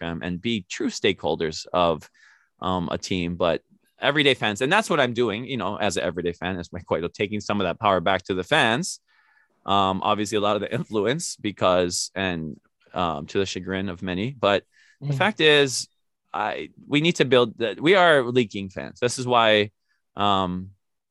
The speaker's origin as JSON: {"language": "English", "region": "Native Hawaiian", "country": "United States", "said": "I've been shunned as Kanaka Maoli myself"}